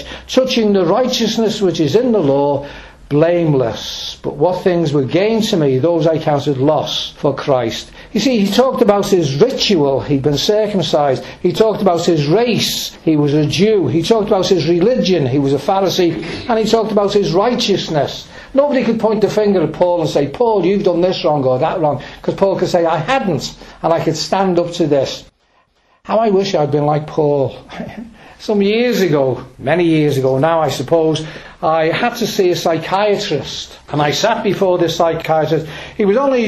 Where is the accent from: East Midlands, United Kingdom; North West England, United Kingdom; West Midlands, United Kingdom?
North West England, United Kingdom; Birkenhead; I was born in Birkenhead, born right outside Camelard's Gate. And we lived in a block of flats, a tenement block